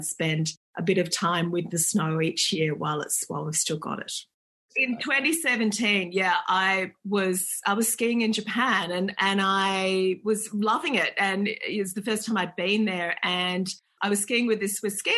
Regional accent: Perth, Western Australia, Australia; I grew up in Perth and there wasn't a lot of snow there

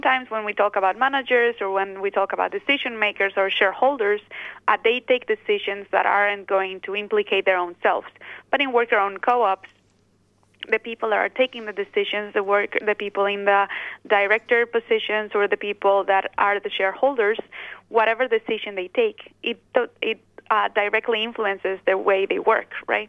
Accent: Basque Country, Spain; So I am originally from the Basque Country

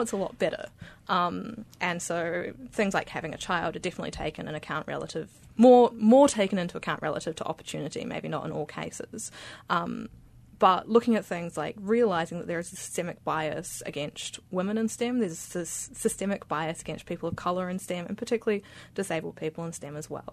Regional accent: Beirut, Beirut Governorate, Lebanon; moved away; I grew up in Beirut in Lebanon

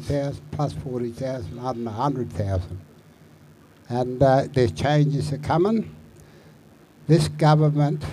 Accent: Arabunna country, Lake Eyre, South Australia, Australia; from the Arabunna Lake here

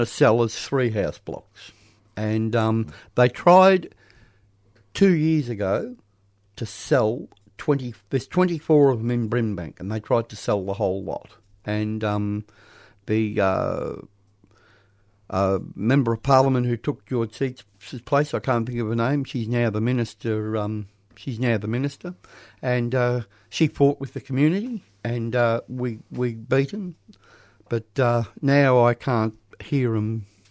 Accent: Thornbury, Victoria, Australia; I was brought up in Thornbury

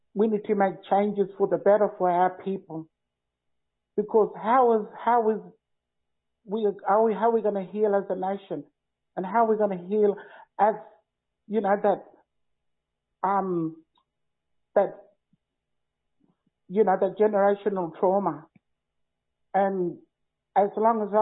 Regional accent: Northern Territory, Australia; growing up in Northern Territory, just kite surfing and finding myself

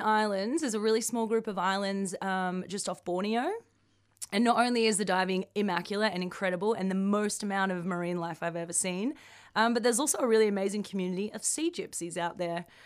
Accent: Melbourne, Victoria, Australia; moved away; come home to Melbourne, my home state of Victoria

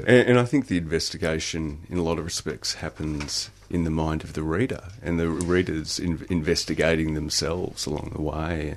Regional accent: Wimmera region, Victoria, Australia; also born or lived in Italy; I was actually originally born in Italy, but I was raised in the Wimmera region. Uh, I grew up in a pub actually

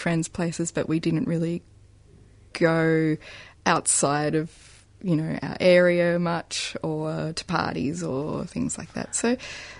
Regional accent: Adelaide, South Australia, Australia; I grew up in Croydon. Adelaide.

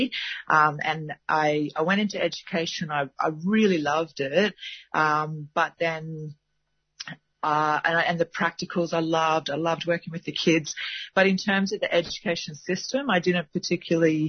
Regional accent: Gold Coast, Queensland, Australia; moved away; I was born on the Gold Coast

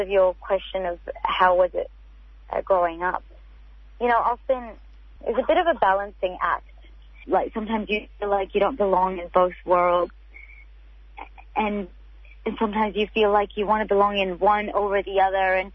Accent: Australia; as an Australian, I have that freedom of expression that I don't have as a Palestinian

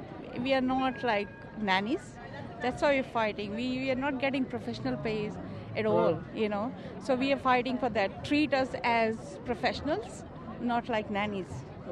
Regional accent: Dandenong, Victoria, Australia; No, I'm from Dandenong.

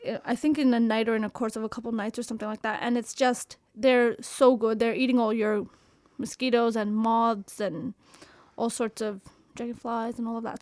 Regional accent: Canada; I'm from Canada

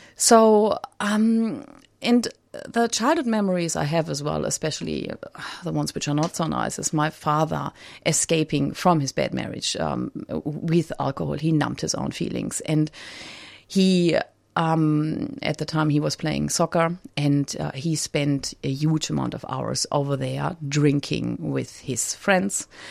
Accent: Germany; I grew up in Germany

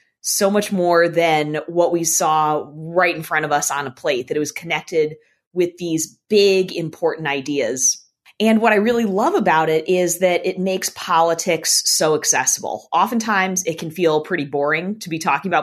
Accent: Boston, Massachusetts, United States; I'm originally from Boston in the northeastern United States

